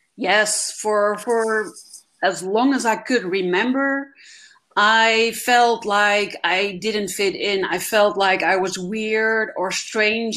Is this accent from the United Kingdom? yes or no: no; Netherlands; I'm actually from the Netherlands and not Germany